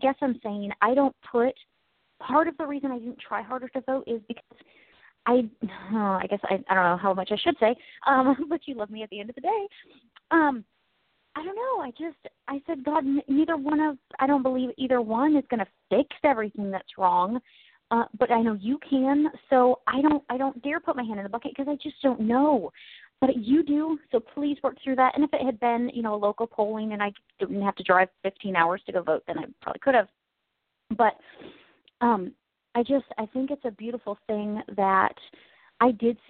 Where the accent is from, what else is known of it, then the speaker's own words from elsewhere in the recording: United States; I'm American.